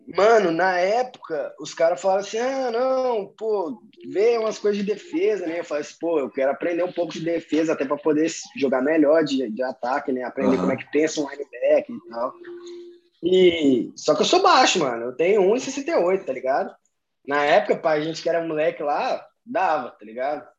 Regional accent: Belo Horizonte, Minas Gerais, Brazil; moved away; also born or lived in Recife / Ireland; eu sou de BH, Minas Gerais

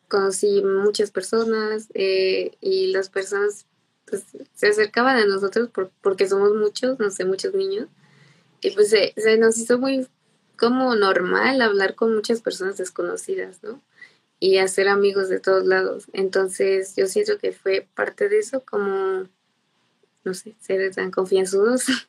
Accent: Irapuato, Guanajuato, Mexico; yo soy de Irapuato, Guanajuato, eh, pues aquí nací

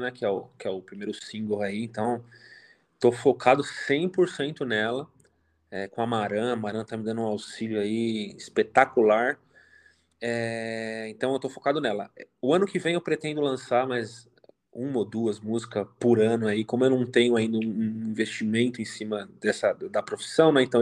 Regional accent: São Paulo, Brazil; Eu sou, eu sou de São Paulo, capital.

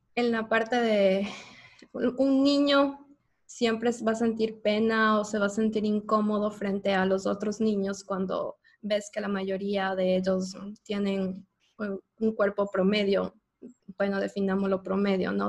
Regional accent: Ecuador; moved away as an adult; now in United States; yo soy ecuatoriana

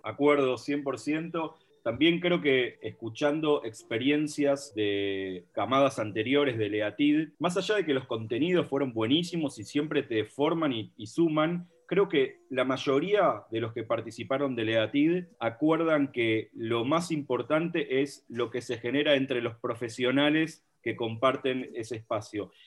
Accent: Villa Lynch, Buenos Aires, Argentina; Vengo del barrio memorable de Villalinch, al igual que el señor Ale Abramovich

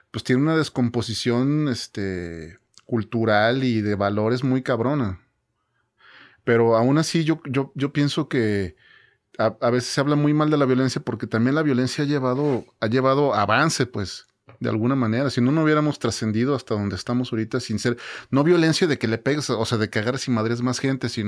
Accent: Mexico

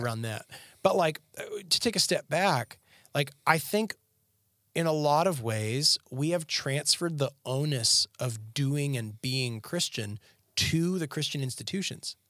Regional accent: Canada; moved away as an adult; now in Tennessee, United States; growing up in Canada.

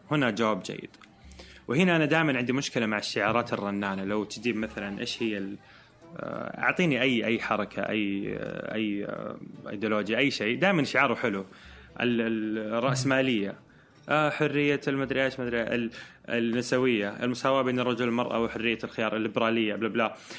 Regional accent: Saudi Arabia; احنا كرجال سعوديين

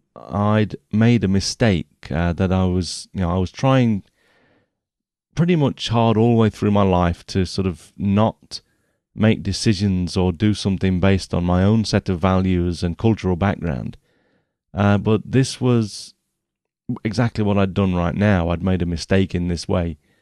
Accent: England, United Kingdom; I'm English

